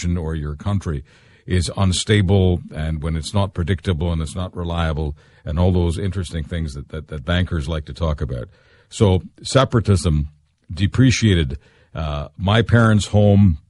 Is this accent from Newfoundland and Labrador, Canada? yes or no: no; Quebec, Canada; moved away as an adult; also born or lived in Western Canada / Ontario; now in Toronto, Canada; I'm from Quebec. I was raised in Quebec originally. And I spent most of my adult life in Western Canada and Ontario.